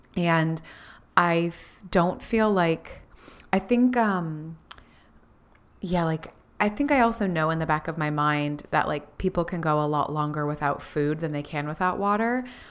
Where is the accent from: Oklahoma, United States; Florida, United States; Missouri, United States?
Florida, United States; we grew up in Florida